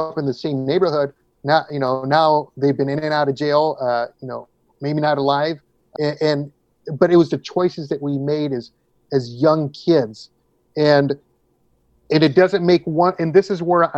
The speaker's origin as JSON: {"language": "English", "town": "Orange", "region": "California", "country": "United States", "tie": "born or raised there", "also_born_or_lived": "Santa Ana, California", "said": "I was born in Santa Ana, California, which is in Orange County."}